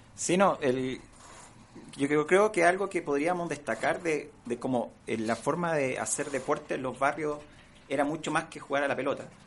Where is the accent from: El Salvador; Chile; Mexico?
Chile; San Bernardo, Santiago Metropolitan Region; Yo crecí y me crié en San Bernardo